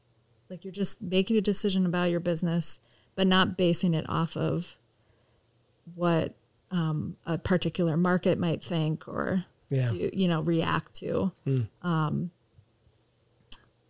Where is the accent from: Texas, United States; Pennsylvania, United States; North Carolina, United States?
Pennsylvania, United States; now in Vermont, United States; I'm from Pennsylvania